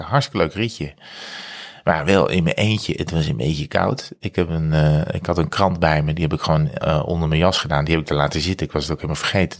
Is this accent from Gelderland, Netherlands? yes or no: no; North Brabant, Netherlands; provincie waar ik vandaan kom